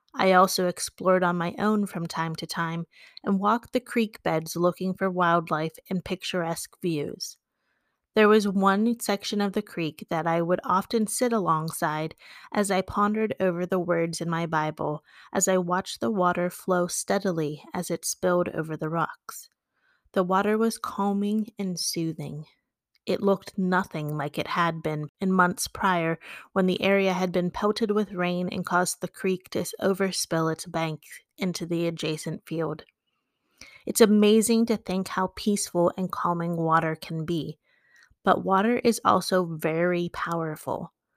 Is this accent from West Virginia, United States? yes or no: yes; West Virginia, United States; my true blue and gold West Virginia side comes out